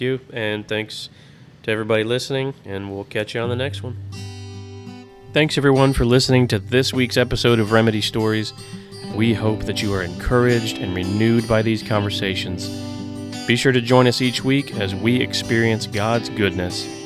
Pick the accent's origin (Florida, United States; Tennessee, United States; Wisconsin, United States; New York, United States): Florida, United States; moved away as an adult; now in Texas, United States; I grew up in Florida